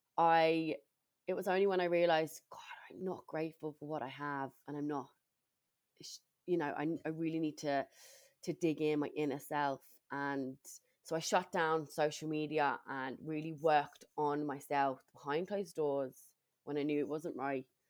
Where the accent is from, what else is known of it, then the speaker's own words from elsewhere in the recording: England, United Kingdom; moved away as an adult; now in Ireland; I'm originally from England